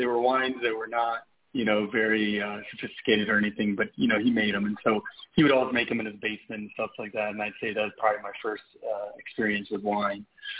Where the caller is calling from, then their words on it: Mexico City, Mexico; I'm calling from Mexico City, actually.